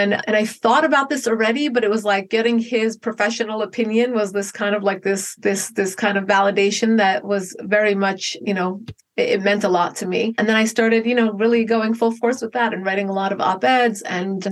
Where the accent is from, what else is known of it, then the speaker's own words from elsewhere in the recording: Paramus, New Jersey, United States; moved away as an adult; also born or lived in Manhattan, New York; now in Los Angeles, United States; I grew up in Bergen County, New Jersey. It's about 5 miles outside the city, and then later lived in Manhattan for a few years.